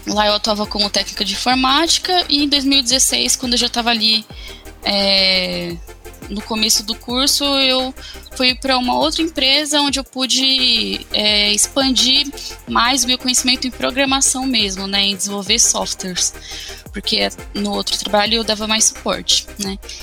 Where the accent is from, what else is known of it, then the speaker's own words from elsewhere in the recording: São Paulo, Brazil; eu sou é, de São Paulo, capital